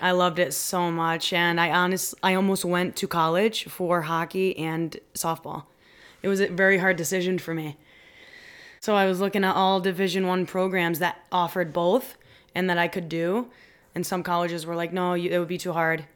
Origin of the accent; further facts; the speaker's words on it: Westfield, Massachusetts, United States; also born or lived in Providence, Rhode Island; I'm from Westfield, because that's where I grew up